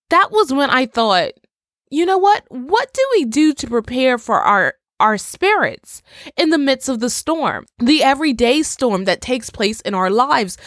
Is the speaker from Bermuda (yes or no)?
yes; Bermuda; I come from Bermuda. Bermuda is an island in the Atlantic, and I can't tell you the amount of times within my twenty-six years that my family and I had to prepare for a storm or a hurricane